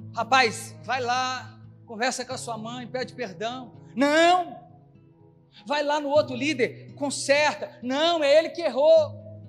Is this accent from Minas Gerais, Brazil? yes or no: yes; Belo Horizonte, Minas Gerais, Brazil; na minha terra, Belo Horizonte